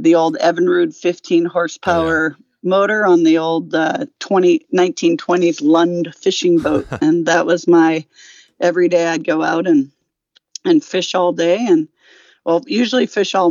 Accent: Minneapolis, Minnesota, United States; accent: Minnesota; moved away; I grew up in Minnesota and it might sneak out once in a while. My Minnesota accent might sneak out once in a while

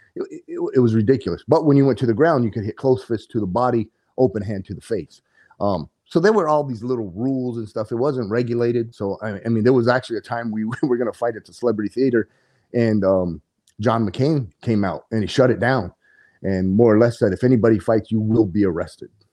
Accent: Coolidge, Arizona, United States; I'm a native to Arizona, born and raised in Coolidge, Arizona

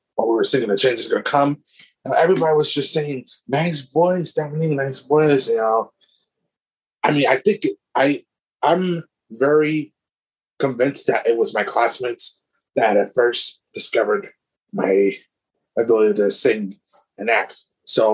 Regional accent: Inglewood, California, United States; I was born in Inglewood, California

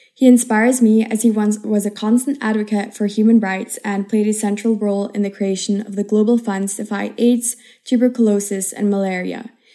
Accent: Switzerland; now in Madrid, Spain; I come from Switzerland, and currently I am a third year international relations student at I U University in Madrid

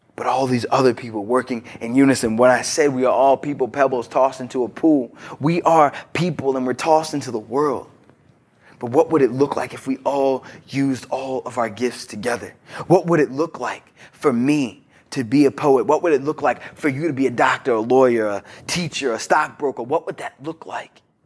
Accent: Virginia, United States; I'm from Broad Knacks, Virginia

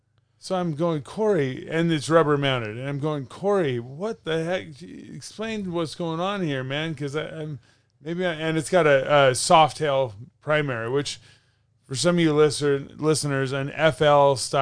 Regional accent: Northern California, United States; We're from Northern California, sure.

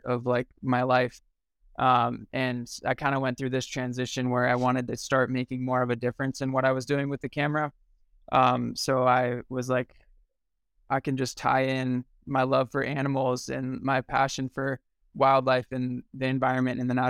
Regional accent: Sacramento, California, United States; moved away as an adult; also born or lived in Lake Tahoe; I grew up in Sacramento, just outside of Tahoe

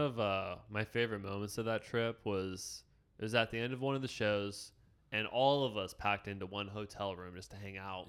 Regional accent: Warren, Ohio, United States; I grew up in Warren, Ohio

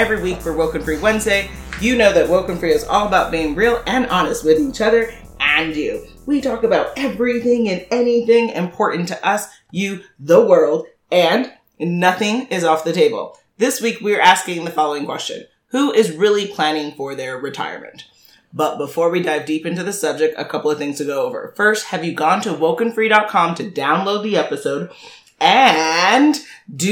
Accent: New York City, New York, United States; I'm born and raised in Manhattan

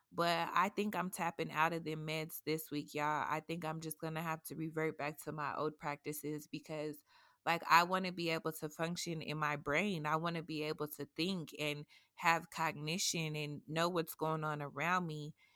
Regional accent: Colorado, United States; I'm a native from Colorado

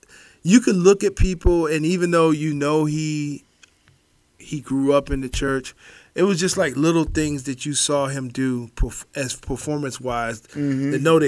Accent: Cleveland, Ohio, United States; And I grew up in Cleveland.

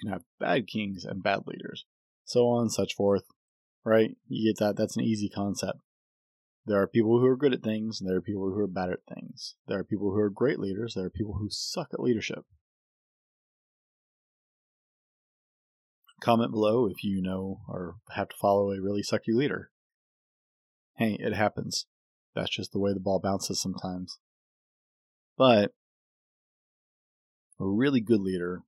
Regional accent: United States; As an American

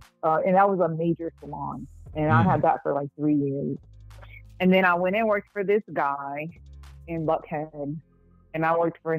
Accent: Puerto Rico; born there; also born or lived in Atlanta; No, I was born in Puerto Rico.

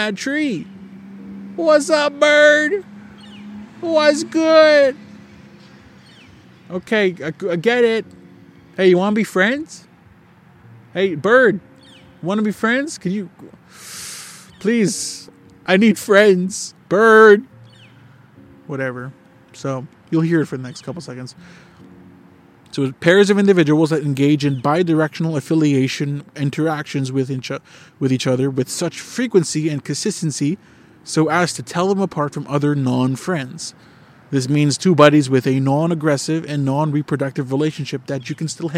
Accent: Canada; I'm a Canadian.

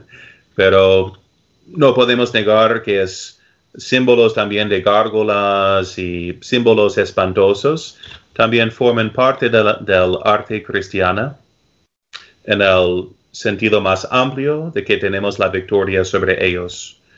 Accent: United States; yo crecí aquí, por ejemplo, en los Estados Unidos

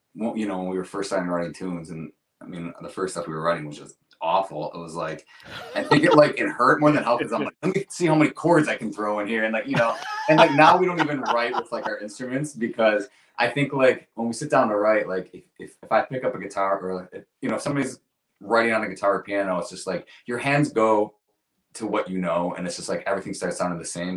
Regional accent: Rochester, United States; we're both from Rochester

